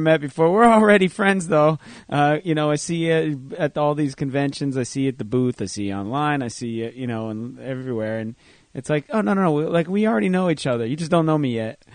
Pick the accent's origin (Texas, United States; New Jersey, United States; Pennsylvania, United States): New Jersey, United States; Jersey Shore, Monmouth County; we're from the Jersey Shore, Monmouth County